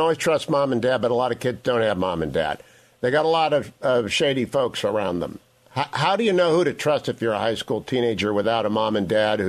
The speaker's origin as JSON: {"language": "English", "town": "Warren", "region": "Ohio", "country": "United States", "tie": "born or raised there", "moved": "yes", "said": "Warren, Ohio, heart of the Western Reserve and my hometown."}